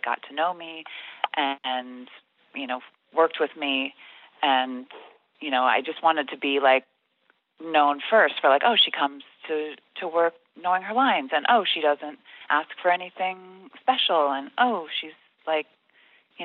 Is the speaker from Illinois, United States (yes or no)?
yes; Chicago, Illinois, United States; I was from Chicago, and I would kind of swallow the D